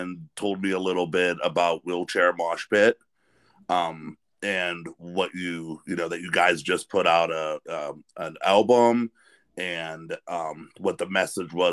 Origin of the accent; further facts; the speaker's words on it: Western Pennsylvania, United States; I grew up in Western Pennsylvania